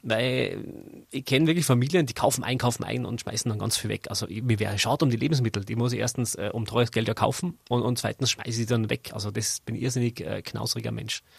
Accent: Zell am See, Salzburg, Austria; now in Innsbruck, Austria; Ich bin in Zell am See geboren

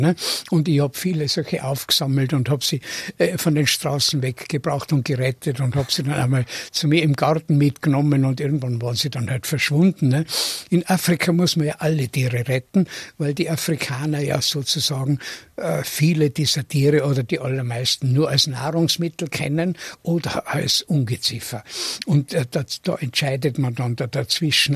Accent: Tyrol, Austria; moved away; ich bin in Tirol geboren, aber ich bin nicht in dem Sinn der verwurzelte Tiroler, den man sich vorstellt

